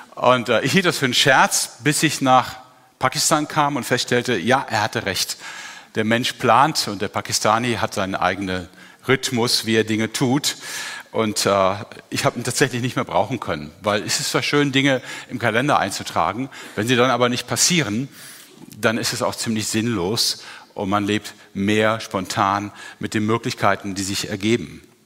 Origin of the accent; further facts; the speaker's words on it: Germany; als Deutscher